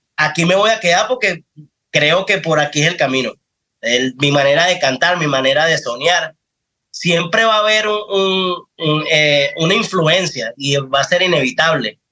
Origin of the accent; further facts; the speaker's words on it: Los Teques, Miranda, Venezuela; also born or lived in Caracas; Yo soy de Los Teques. Yo nací en Caracas, pero me crié en Los Teques